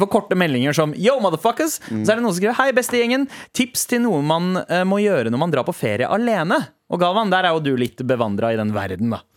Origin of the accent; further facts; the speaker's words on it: Oslo, Norway; I'm from Oslo